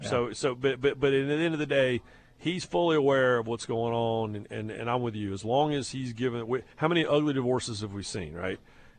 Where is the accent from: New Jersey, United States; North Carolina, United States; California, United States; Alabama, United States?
North Carolina, United States; I'm from North Carolina.